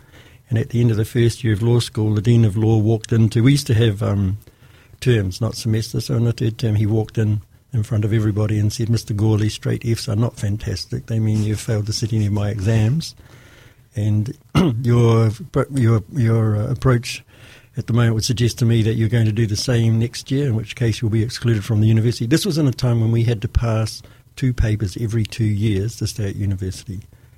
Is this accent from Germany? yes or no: no; Christchurch, Canterbury, New Zealand; born there; Yeah. I wasn't born here, actually. I was born in Ōtautahi, and then I was brought up in t